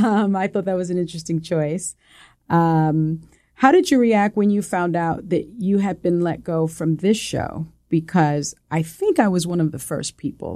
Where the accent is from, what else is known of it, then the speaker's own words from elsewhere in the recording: New York City, New York, United States; accent: Puerto Rican; first language es; I'm a kid from the South Bronx. And I have a little bit of a, you know, Spanish is my first language. So I had a little bit of like a Puerto Rican, like a little, you know, twang